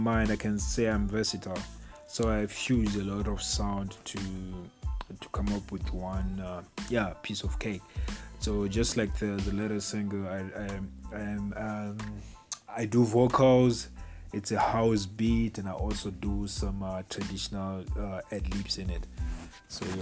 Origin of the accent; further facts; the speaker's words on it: Bulawayo, Zimbabwe; now in South Africa; I was born in Plawayo, Zimbabwe.